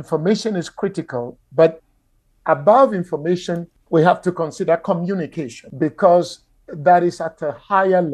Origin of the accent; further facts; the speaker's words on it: Ghana; moved away; Ghana, my home country